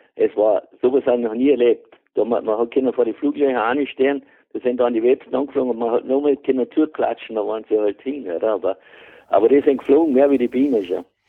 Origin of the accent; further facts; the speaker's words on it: Carinthia, Austria; also born or lived in Vorarlberg; now in Hohenems, Austria; Ich bin ein Kärntner